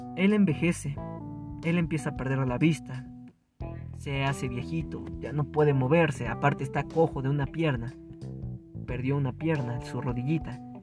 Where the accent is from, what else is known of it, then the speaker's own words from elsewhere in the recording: Mexico; nosotros como mexicanos